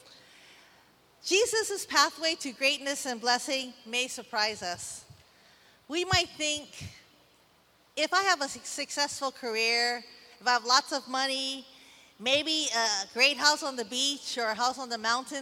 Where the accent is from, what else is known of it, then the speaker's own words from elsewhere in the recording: San Francisco, California, United States; now in Waimanalo, United States; I'm from Chinatown, San Francisco, and now my home is in beautiful Waimanalo